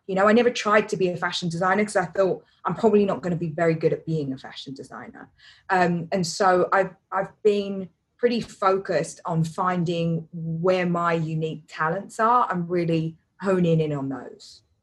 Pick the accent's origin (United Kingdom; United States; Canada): United Kingdom; London; I grew up in East London, which is, you know, not that nice, or it wasn't when I was little